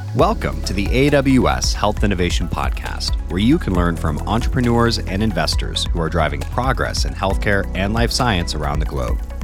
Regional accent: Colorado, United States; moved away as an adult; now in United Kingdom; I'm from Colorado, and I moved to the U K in twenty fifteen

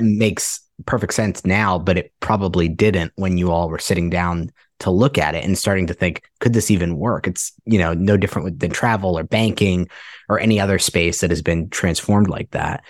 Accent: Ohio, United States; I'm from Ohio and, uh, Cincinnati, Columbus as well, where I'm from

